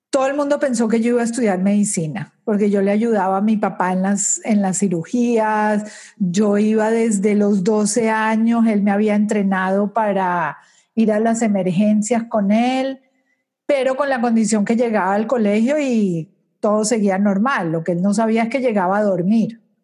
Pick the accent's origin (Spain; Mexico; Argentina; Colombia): Colombia; moved away as an adult; now in Aventura, United States; Nací en Colombia, me casé en Colombia, tuve mis hijos en Colombia y tenía una compañía por 20 años de cosméticos